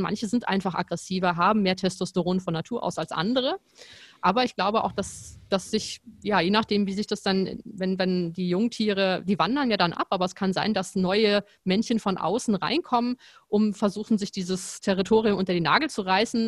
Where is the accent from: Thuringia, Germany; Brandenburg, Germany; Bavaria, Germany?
Brandenburg, Germany; Potsdam; moved away as an adult; also born or lived in Frankfurt; ich komme ja aus Potsdam, habe auch in Potsdam studiert und dann bin ich nach Frankfurt gegangen